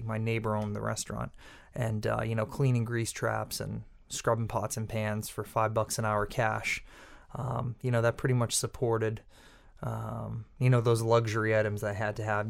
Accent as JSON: {"language": "English", "town": "Peabody", "region": "Massachusetts", "country": "United States", "tie": "born or raised there", "said": "I grew up in Peabody, Massachusetts, on the North Shore"}